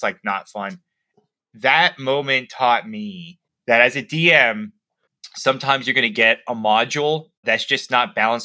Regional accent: Miami, Florida, United States; moved away as an adult; also born or lived in Savannah, Georgia / Minnesota; I'm from Miami, Florida.

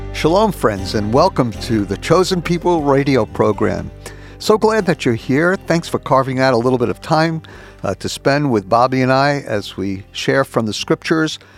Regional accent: New York, United States; I was born and raised in New York and lived here the last 30 plus years

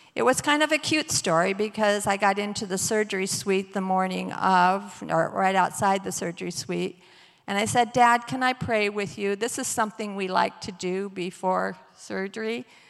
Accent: Battle Creek, Michigan, United States; I grew up in Battle Creek

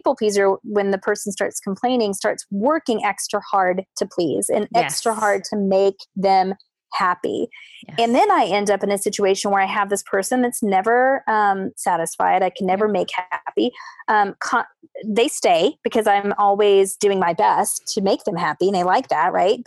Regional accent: the South, United States; growing up in the South as a woman

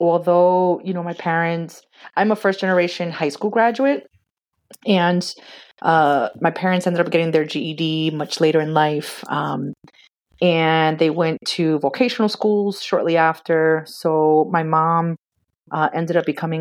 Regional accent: Boston, Massachusetts, United States; moved away as an adult; also born or lived in Puerto Rico / Urbana-Champaign, Illinois; now in Chicago, United States; I'm actually a Boston, Massachusetts native, born and raised.

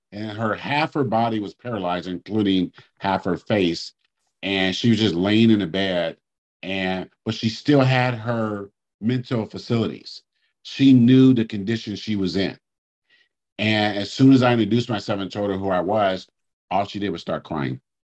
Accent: Oakland, California, United States; where I grew up in Oakland

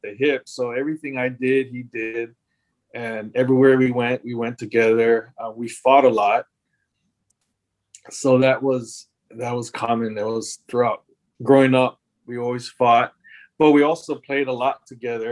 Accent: Kaneohe, Hawaii, United States; also born or lived in Makiki, Honolulu; I grew up in Makiki. I was like really young, but then we eventually moved to Kaneohe when I was in about third grade. And then, so for most part, I grew up in Kaneohe

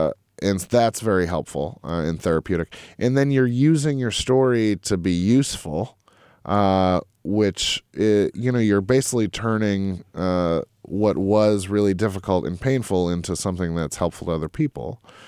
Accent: Lexington, Massachusetts, United States; I grew up in Lexington, Mass. My parents worked for the post office.

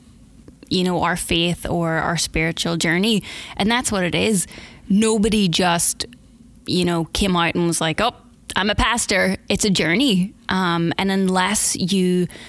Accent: Northern Ireland, United Kingdom; moved away as an adult; originally I'm from Northern Ireland, and I came out here for the first time about 11 years ago. I'm from a big Irish family. I've got four sisters and a brother, and I have a sister here and a brother here, and the rest of them are all still in Ireland. Grew up on a dairy farm

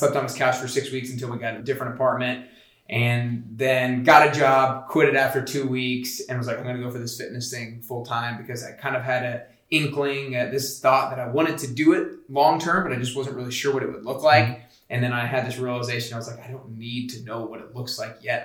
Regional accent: Atlanta, Georgia, United States; moved away as an adult; now in Nashville, United States; I'm from Atlanta, Georgia

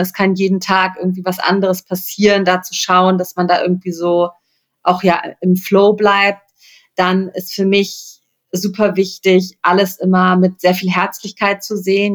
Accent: Rhineland, Germany; ich komme aus dem Rheinland, ne? Also das ist irgendwie meine Heimat.

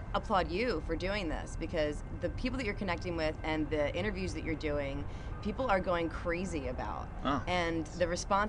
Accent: Atco, New Jersey, United States; moved away as an adult; now in Flagstaff, United States; I grew up in Atco, New Jersey.

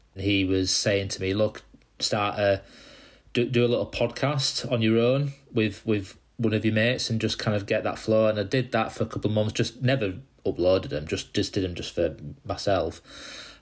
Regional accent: Dewsbury, Yorkshire and the Humber, United Kingdom; I came out from Dewsbury originally in West Yorkshire

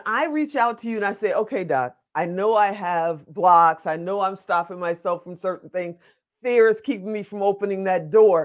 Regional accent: Chicago, Illinois, United States; I'm from Chicago

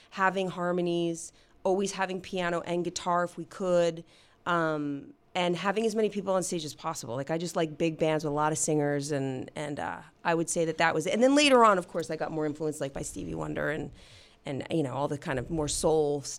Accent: New Jersey, United States; I grew up in New Jersey.

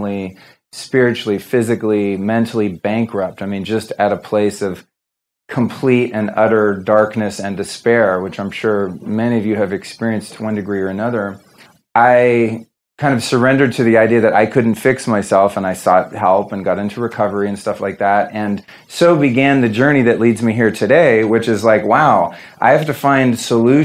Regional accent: Northern California, United States; I'm from Northern California. I grew up in the 70s and there was a lot of drugs around. So my childhood was really fucked up.

